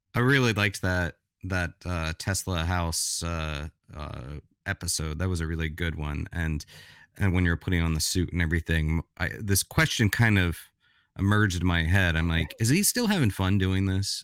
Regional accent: Florida, United States; I grew up in Florida

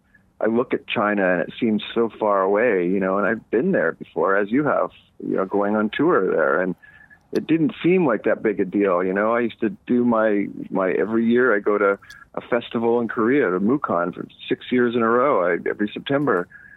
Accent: Eastern Canada, Canada; now in Los Angeles, United States; growing up in Eastern Canada, I grew up camping and, running through the woods, and I haven't done a lot of that since I've lived in Los Angeles.

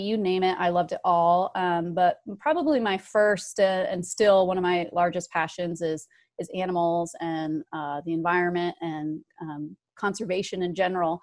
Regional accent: Northern Nevada, United States; I grew up in Northern Nevada.

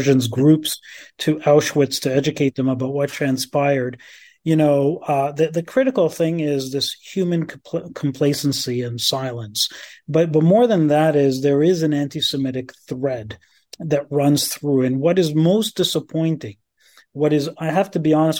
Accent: Canada; as Canadians

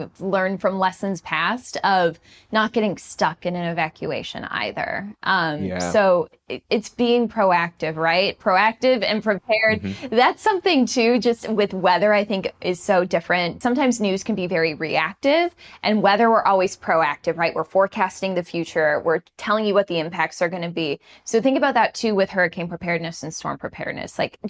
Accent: Chicago, Illinois, United States; also born or lived in Jefferson City, Missouri / Buffalo; now in Houston, United States; I'm originally from Chicago, Illinois, the southwest suburbs, and my first job was in Jefferson City, Missouri.

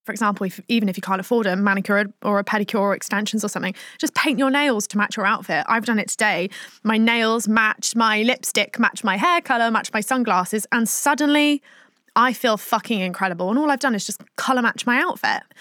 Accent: Plymouth, South West England, United Kingdom; when I grew up in Plymouth

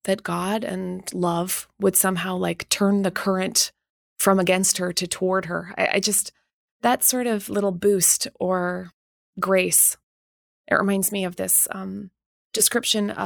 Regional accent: Winnipeg, Manitoba, Canada; also born or lived in England; I grew up in Winnipeg

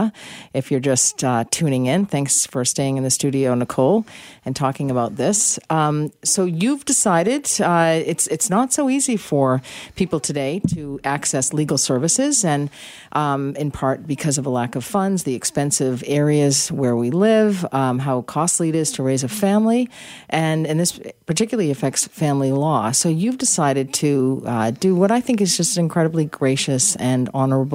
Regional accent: United States; moved away; I'm American

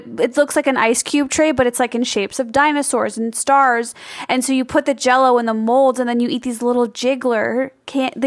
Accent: Illinois, United States; moved away; I grew up in the Midwest

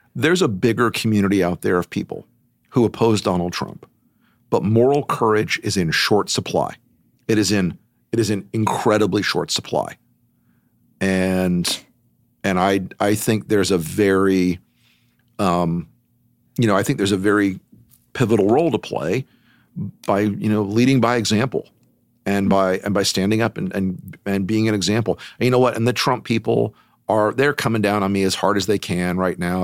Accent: United States; as an American

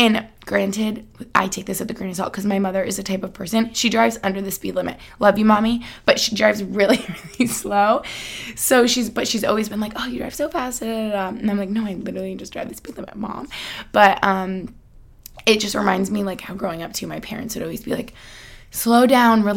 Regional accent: United States; moved away as an adult; also born or lived in Albany, New York / Boston, Massachusetts; now in Pennsylvania, United States; I grew up in Albany and, like, outside of Boston

